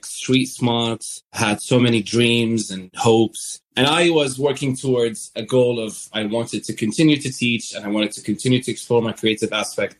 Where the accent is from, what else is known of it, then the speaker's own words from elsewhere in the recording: Damascus, Damascus Governorate, Syria; moved away as an adult; now in London, United Kingdom; I grew up in Damascus